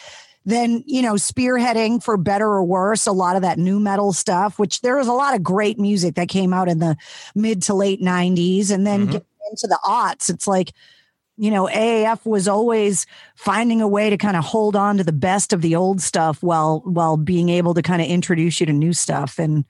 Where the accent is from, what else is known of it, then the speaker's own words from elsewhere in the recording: Leominster, Massachusetts, United States; I grew up in Leominster. So not only was I close to Worcester, but if I listened to BCN, which when I moved to Boston to go to school, all they did was talk shit about the people from the suburbs where I grew up.